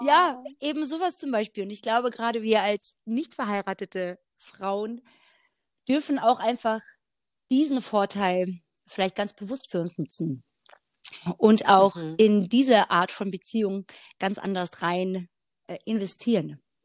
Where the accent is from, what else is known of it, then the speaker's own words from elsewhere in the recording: Black Forest, Baden-Württemberg, Germany; moved away as an adult; also born or lived in Hanover; seit ich jetzt wieder hier bin, im Schwarzwald wieder, ich bin vor einem Jahr zurückgezogen, ähm, wieder in meine Heimatstadt